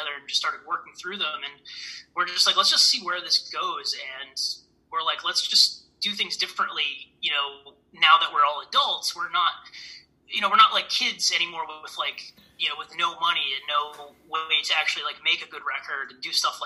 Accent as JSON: {"language": "English", "town": "Milford", "region": "Connecticut", "country": "United States", "tie": "born or raised there", "said": "Milford, Connecticut, which is my hometown"}